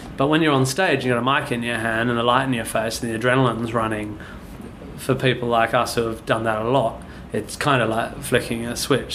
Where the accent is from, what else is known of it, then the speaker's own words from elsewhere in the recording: Perth, Western Australia, Australia; moved away as an adult; now in London, United Kingdom; I grew up near Swanbourne Beach